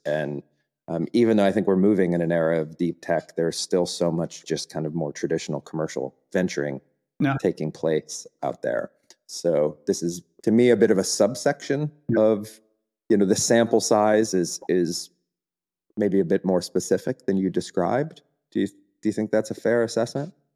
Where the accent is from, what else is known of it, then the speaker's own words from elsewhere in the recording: United States; moved away as an adult; now in Germany; as an American